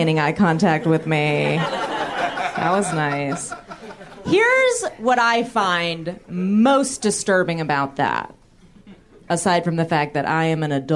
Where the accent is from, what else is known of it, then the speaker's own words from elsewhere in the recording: San Francisco, California, United States; I'm from San Francisco